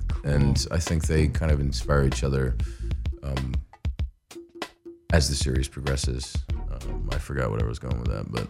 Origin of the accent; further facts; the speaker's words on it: Beirut, Beirut Governorate, Lebanon; born there; I was born in Beirut, Lebanon.